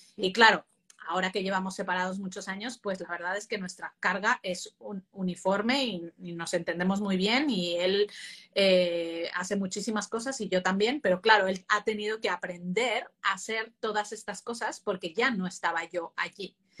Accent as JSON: {"language": "Spanish", "country": "Mexico", "tie": "born or raised there", "moved": "as an adult", "lives_now": "Spain", "said": "Yo que he vivido mi infancia en México y ya mi, parte de adulto en, España"}